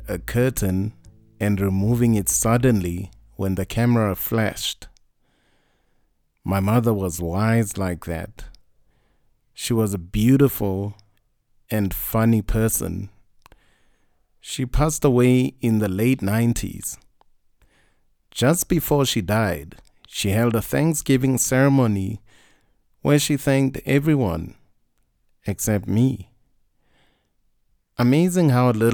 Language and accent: English; Mahikeng, North West, South Africa; I was born in Munsiwa in the Northwest